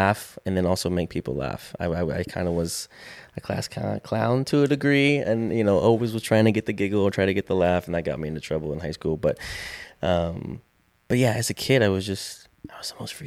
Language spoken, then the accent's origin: English; Indiana, United States; moved away as an adult; also born or lived in North Hollywood; growing up in Indiana